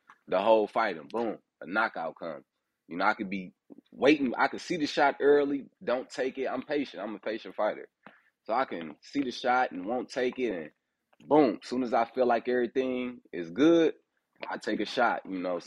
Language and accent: English; Fort Wayne, Indiana, United States; moved away as an adult; also born or lived in Detroit, Michigan; I was born in Detroit. And I was like raised in Fort Wayne, Indiana. And I moved to Indianapolis when I had like started boxing when I was 18